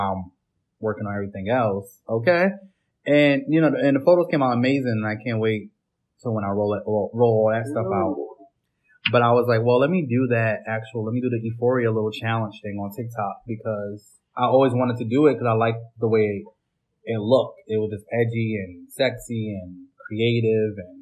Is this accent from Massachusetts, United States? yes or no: no; Connecticut, United States; I'm from Connecticut